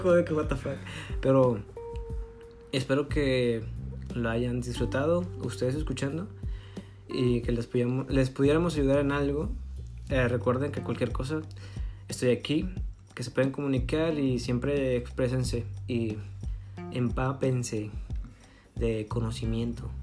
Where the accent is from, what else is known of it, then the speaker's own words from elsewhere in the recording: northern Mexico, Mexico; accent: northern; del norte, ¿sabes? Que aquí tenemos un tono muy, muy distinguido